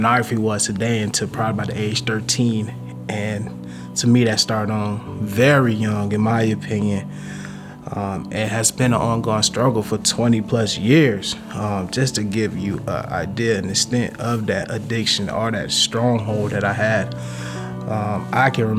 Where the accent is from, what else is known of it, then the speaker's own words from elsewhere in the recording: Pensacola, Florida, United States; I grew up in Pensacola, Florida.